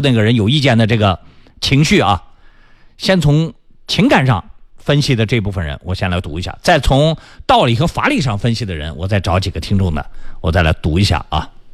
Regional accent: China; 这是我们中国人长期以往的这个心理习惯。

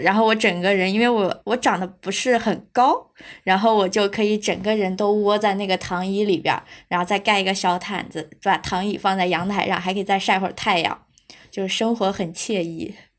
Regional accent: Gansu, China; now in Beijing, China; 我现在是在北京的一个机构当老师，然后呢，我来自甘肃，呃，就一个比较偏远的小城市

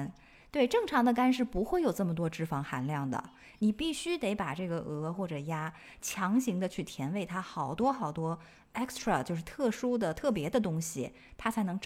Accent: China; 我觉得它们那个壳儿长得就完全和我认知里面从小在中国见到的蜗牛不一样

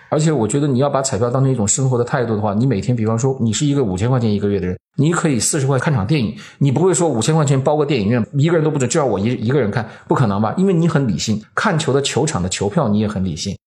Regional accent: China; 我们中国人在预测这些比赛的时候

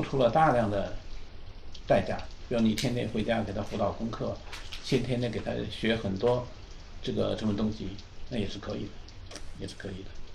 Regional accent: China; moved away as an adult; now in United States; 我们这一代很明显是中国人哈，我们在中国长大

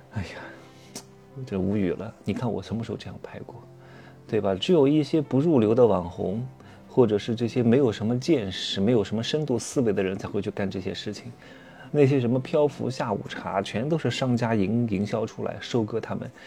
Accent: southern China, China; moved away; 我们其实是南方人

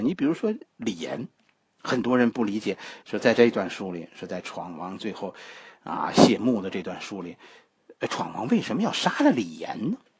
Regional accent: China; 我们中国的传统文化是以自我为中心的

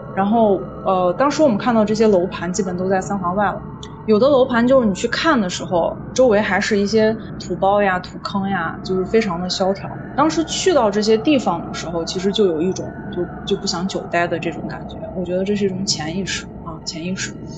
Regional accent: China; 因为我家乡河流比较多，嗯。啊，就是有一个汉江

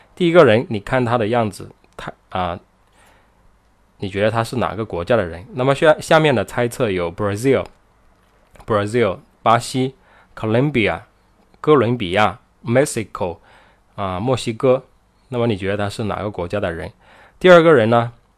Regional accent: China; 我们中国人

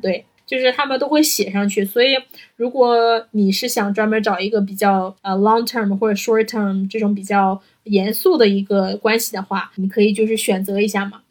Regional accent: Northeast China, China; accent: Northeastern Mandarin (东北话); 我们东北话要得劲儿

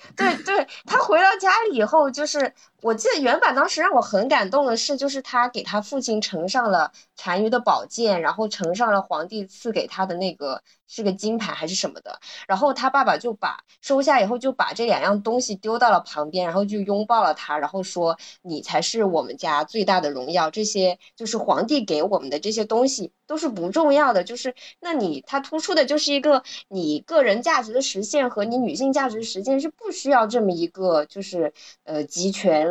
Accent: China; 对于我们中国人来说

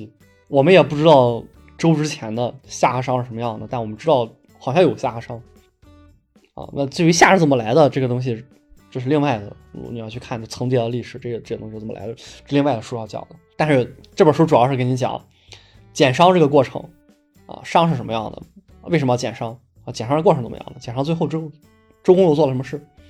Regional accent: China; 我真的没有想到，作为一个中国人，能够体会到这么原汁原味的克系的体验。

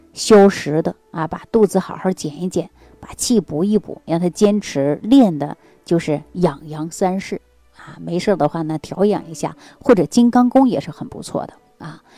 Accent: Jilin, China; now in Xi'an, China; 我老家是在吉林的

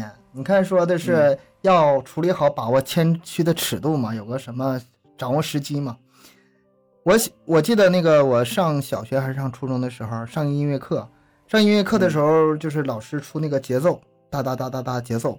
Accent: Northeast China, China; accent: Northeastern Mandarin; 我们东北话说你咋这么蘑菇呢？

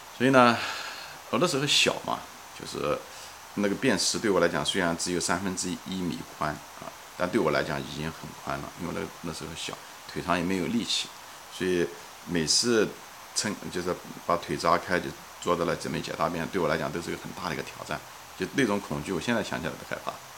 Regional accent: Ma'anshan, Anhui, China; 我的故乡是在，嗯，安徽省马鞍山市一个郊外的一个山区，一个镇子，叫象山，是一个矿山

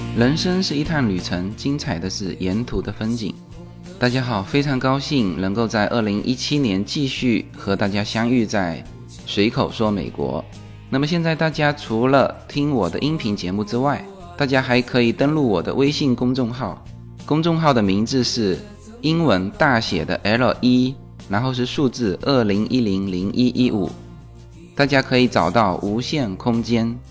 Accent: China; also born or lived in Los Angeles area, United States; now in Los Angeles, United States; 我们中国人已经住惯了那种筒子楼、高楼

